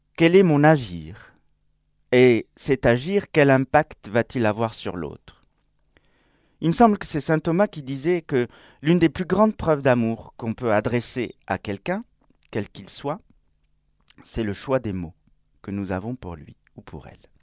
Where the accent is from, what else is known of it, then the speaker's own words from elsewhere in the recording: Spain; moved away; comme on dit chez moi en Espagne. Oui, j'ai pas dit je suis espagnol